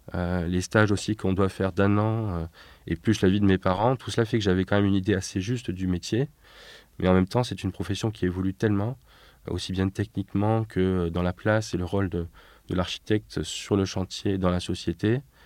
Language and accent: French; Nîmes, Occitania, France; also born or lived in Paris; c'est là que je suis né en 84